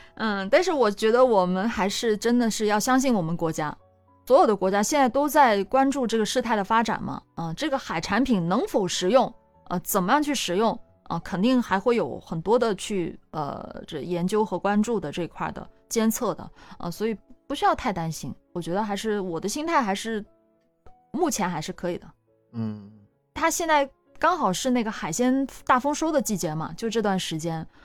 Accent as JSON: {"language": "Chinese", "region": "Guangdong", "country": "China", "tie": "born or raised there", "said": "我真的是土生土长的广东人"}